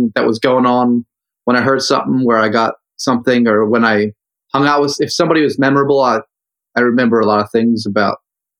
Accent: Wawa country, Pennsylvania, United States; Yeah, well, I grew up in Wawa country.

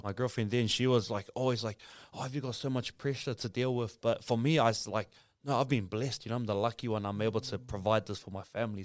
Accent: Auckland, New Zealand; also born or lived in Samoa; grew up in Otara, South Auckland

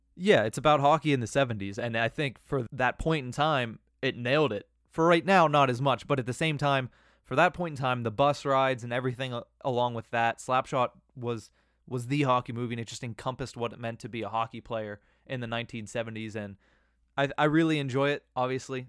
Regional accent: Johnstown, Pennsylvania, United States; I'm from Johnstown

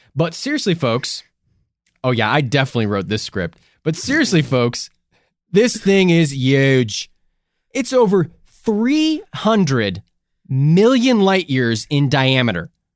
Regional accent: Midwest, United States; we came from the Midwest.

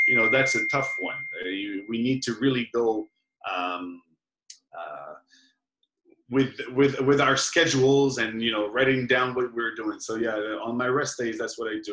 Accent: Belgium; moved away; I'm from Belgium, we both live here

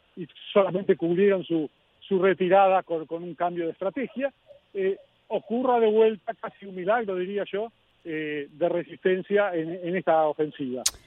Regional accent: Argentina; como argentino

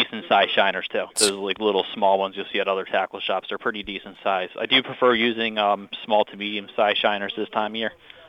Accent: New Jersey, United States; moved away as an adult; now in Cape Cod, United States; Yeah, so initially I'm from South Jersey. I did a lot of striped bass fluke fishing growing up.

